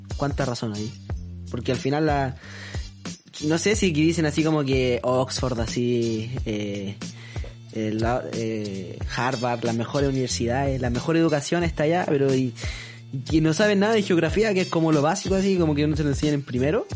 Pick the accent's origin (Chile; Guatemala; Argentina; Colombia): Chile; Así somos los chilenos